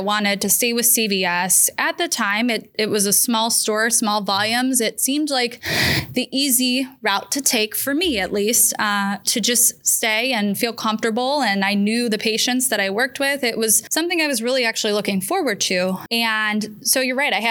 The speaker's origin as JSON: {"language": "English", "area": "Geauga County", "region": "Ohio", "country": "United States", "tie": "born or raised there", "said": "born and raised in Geauga County, literally born at the hospital I practice"}